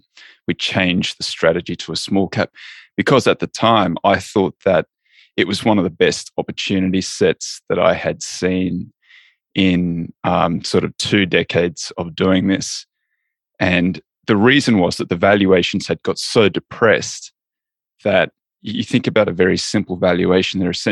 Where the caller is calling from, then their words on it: Los Angeles, California, United States; I'm in Los Angeles in California, the United States of America.